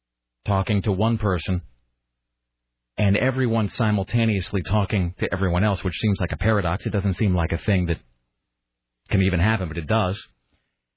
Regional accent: Washington, United States; now in Portland, United States; growing up in Washington State, and I would come to Portland because I had a lot of family that lived here

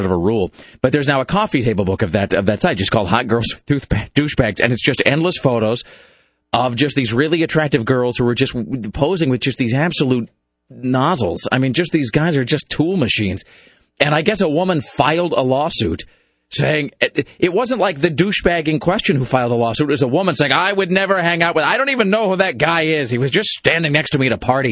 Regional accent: Kennewick, Washington, United States; growing up in Kennewick

